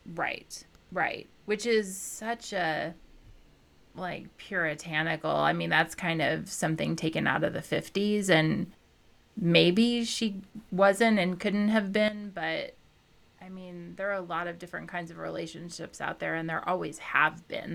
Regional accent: Midwest, United States; I was raised in the Midwest, like, Southern Midwestern

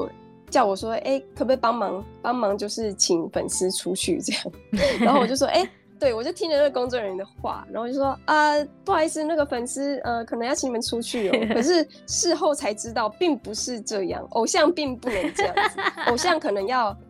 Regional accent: Taiwan; moved away as an adult; also born or lived in Japan; 毕竟我也是一个台湾人，

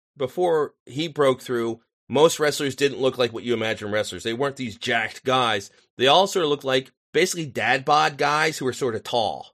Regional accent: Philadelphia, Pennsylvania, United States; I grew up on the suburbs of Philly.

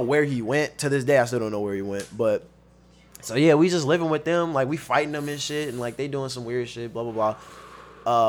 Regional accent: Long Beach, California, United States; also born or lived in Compton / Fontana; I've been in Long Beach since I was fourth grade, and, uh, I'm from Long Beach. That's what I claim.

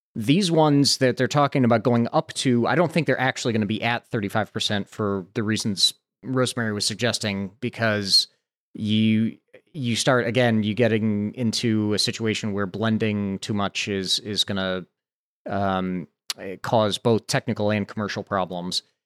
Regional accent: Santa Barbara, California, United States; here in my hometown, the University of California, Santa Barbara

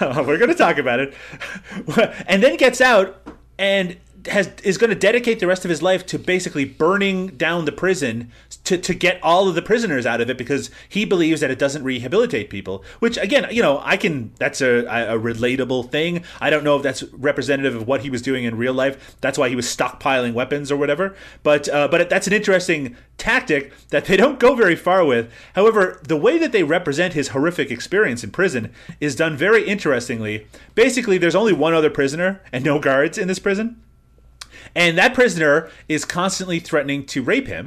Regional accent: Newfoundland and Labrador, Canada; I'm Irish too. I'm from Newfoundland

